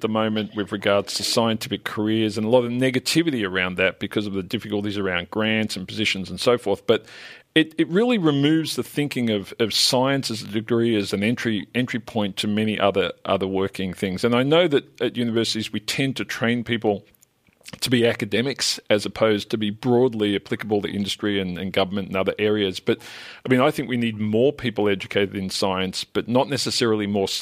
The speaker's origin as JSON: {"language": "English", "town": "Melbourne", "region": "Victoria", "country": "Australia", "tie": "born or raised there", "said": "I grew up in the west of Melbourne"}